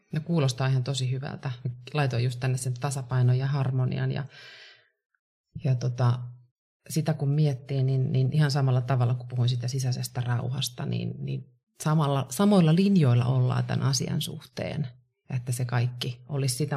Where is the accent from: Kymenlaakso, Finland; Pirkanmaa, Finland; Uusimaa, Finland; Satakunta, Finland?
Kymenlaakso, Finland; Kouvola; now in Helsinki, Finland; Mä oon Kouvolasta kotoisin, tosin reilusti yli puolet asunut jo täällä Helsingissä